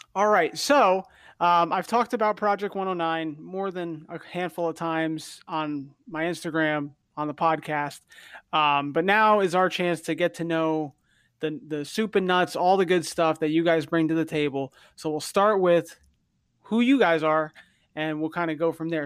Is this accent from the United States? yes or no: yes; New Jersey, United States; also born or lived in Connecticut; I grew up in New Jersey